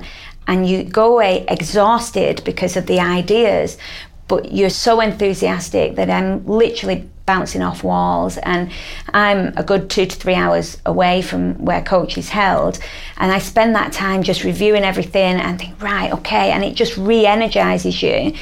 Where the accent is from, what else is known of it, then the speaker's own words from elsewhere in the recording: Manchester, North West England, United Kingdom; I'm from Manchester.